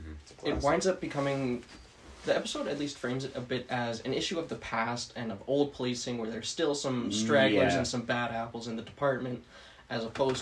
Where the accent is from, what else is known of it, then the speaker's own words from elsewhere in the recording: Red Deer, Alberta, Canada; I'm a native. Yeah. Native to the city.